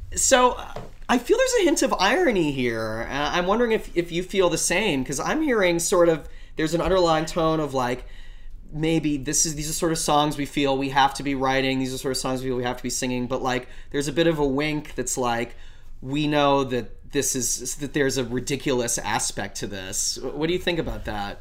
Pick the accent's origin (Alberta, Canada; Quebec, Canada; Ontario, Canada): Alberta, Canada; Calgary; moved away; my hometown of Calgary. Uh, I'm originally Canadian. I'm from Western Canada. I'm from Calgary